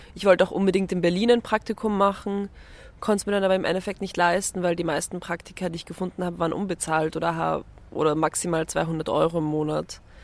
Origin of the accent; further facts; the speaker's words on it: Vienna, Austria; ich komme aus Wien, also ich bin in Wien aufgewachsen